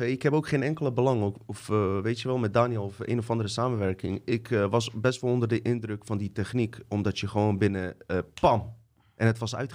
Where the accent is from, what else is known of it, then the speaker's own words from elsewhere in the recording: Bosnia & Herzegovina; ik kom uit Bosnië.